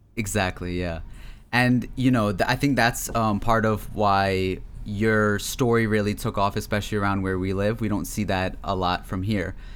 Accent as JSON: {"language": "English", "town": "Bel Air", "region": "Maryland", "country": "United States", "tie": "born or raised there", "said": "my hometown of Bel Air, Maryland"}